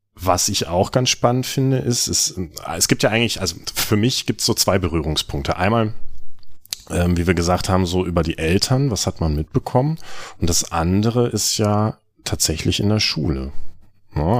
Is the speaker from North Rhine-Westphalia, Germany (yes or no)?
yes; North Rhine-Westphalia, Germany; in der Region, wo ich aufgewachsen bin, in, in Ostwestfalen